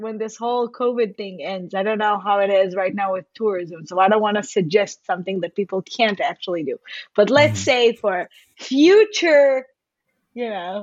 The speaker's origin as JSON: {"language": "English", "town": "Haifa", "region": "Haifa District", "country": "Israel", "said": "I'm from Israel. I'm from Haifa."}